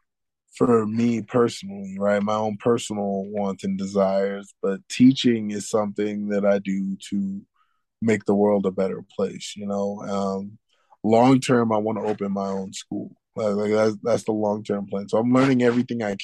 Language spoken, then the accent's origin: English; Houston, Texas, United States; I grew up in Third Ward, Houston, Texas